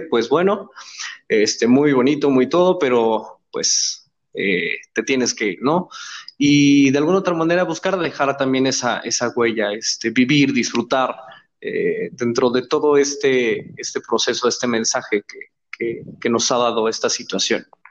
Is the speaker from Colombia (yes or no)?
no; Pachuca, Hidalgo, Mexico; somos paisanos, de hecho, los tres por si ya estábamos en esa, en este tenor, los tres somos de Pachuca